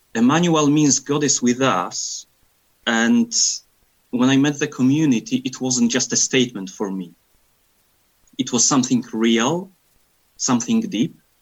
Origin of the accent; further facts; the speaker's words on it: Poland; now in Scotland, United Kingdom; I am from Poland and currently living in Scotland.